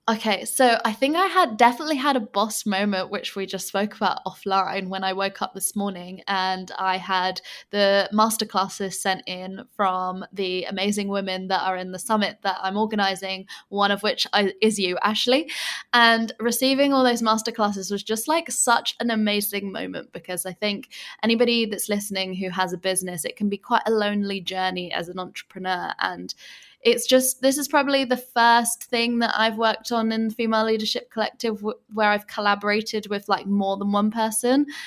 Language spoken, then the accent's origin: English; England, United Kingdom; moved away as an adult; now in Bali, Indonesia